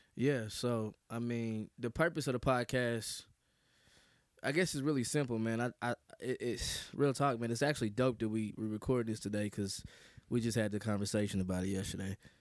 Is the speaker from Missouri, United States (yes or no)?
yes; Kansas City, Missouri, United States; I hail from the great, you know what I'm saying, state of Missouri, man, Kansas City, Missouri